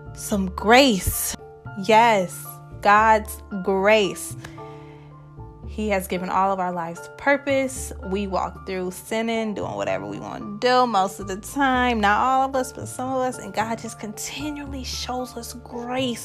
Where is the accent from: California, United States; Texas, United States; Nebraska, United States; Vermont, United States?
Nebraska, United States; I am also from Nebraska.